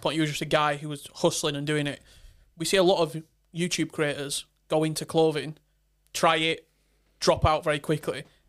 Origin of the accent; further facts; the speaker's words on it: Barnsley, Yorkshire and the Humber, United Kingdom; I'm from the north. I'm from Barnsley